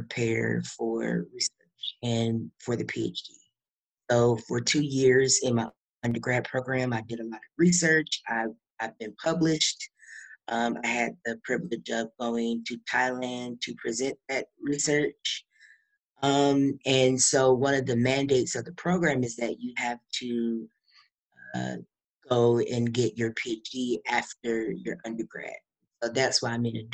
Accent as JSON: {"language": "English", "town": "Kalamazoo", "region": "Michigan", "country": "United States", "moved": "as an adult", "lives_now": "Houston, United States", "said": "I am originally from Kalamazoo, Michigan, but I just moved to Houston, Texas."}